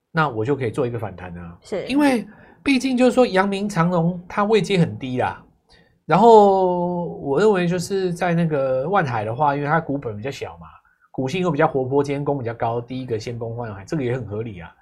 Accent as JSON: {"language": "Chinese", "country": "Taiwan", "said": "我们台湾人"}